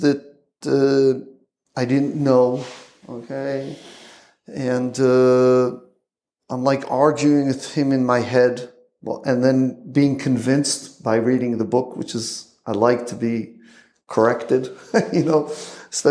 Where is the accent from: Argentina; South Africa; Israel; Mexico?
Israel; Jerusalem, Jerusalem District; also born or lived in Johnstown, Pennsylvania, United States; I grew up in Yerushalayim